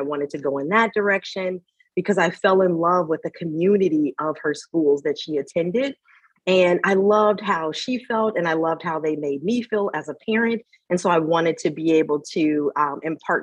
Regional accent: Chicago, Illinois, United States; I'm originally from Chicago

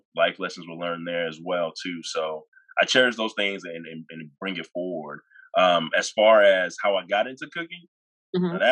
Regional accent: Dallas–Fort Worth area, Texas, United States; also born or lived in Nigeria / Irving, Texas / Houston, Texas; I am a Nigerian. I was born in Nigeria and moved to the DFW area in 96. And I was pretty young then. So pretty much I grew up here

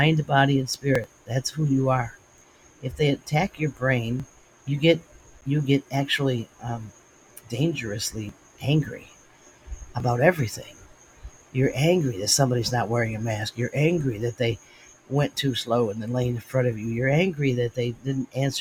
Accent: United States; I'm an American

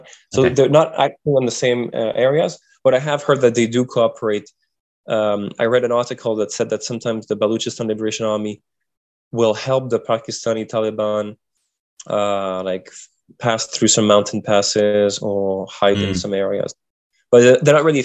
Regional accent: Canada; As a Canadian

